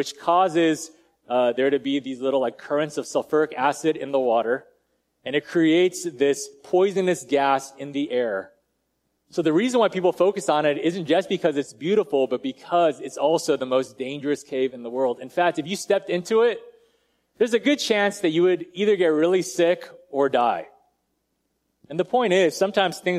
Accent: United States; I'm Asian and I was born in America

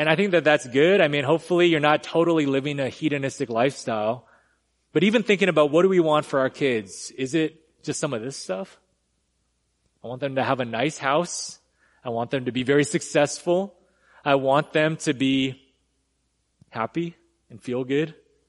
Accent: California, United States; now in Texas, United States; So I came from California. I had to just admit that, get that off my chest. But when I first moved here, I remember everything was as they said. Everything's bigger in Texas

